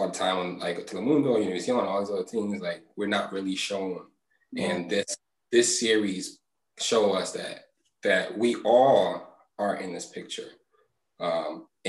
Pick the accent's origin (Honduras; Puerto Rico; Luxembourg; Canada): Puerto Rico; I'm coming from the Caribbean, from Puerto Rico.